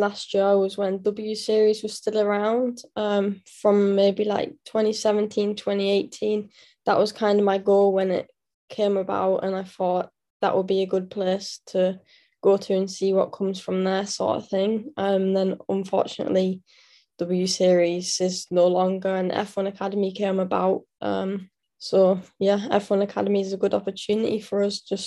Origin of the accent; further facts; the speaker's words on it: England, United Kingdom; I'm from England